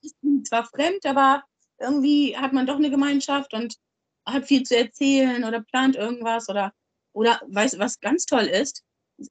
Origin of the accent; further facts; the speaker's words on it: Germany; moved away as an adult; now in Hamburg, Germany; Ich komme aus dem Dorf, aus dem, aus dem Harz.